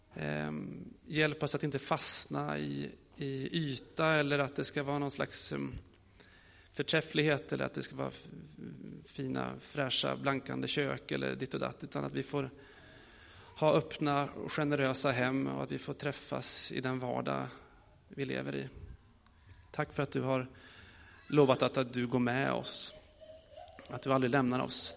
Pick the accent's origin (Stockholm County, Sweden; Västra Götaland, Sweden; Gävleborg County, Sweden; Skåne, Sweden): Gävleborg County, Sweden; Gästrikland; also born or lived in Gothenburg, Sweden; now in Rimforsa, Sweden; jag kommer från Göteborg, men mina föräldrar bor i Värmland och jag är uppvuxen i Gästrikland